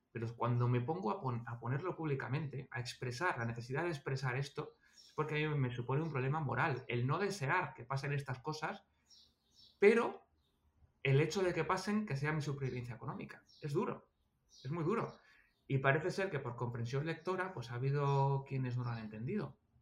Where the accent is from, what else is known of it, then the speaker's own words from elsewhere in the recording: Almería, Andalusia, Spain; yo nací en Almería